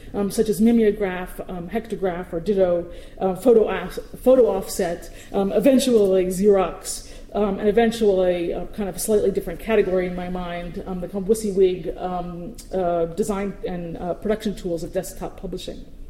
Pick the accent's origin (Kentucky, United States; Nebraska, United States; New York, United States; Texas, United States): New York, United States; New York City; as a New Yorker, I speak incredibly quickly.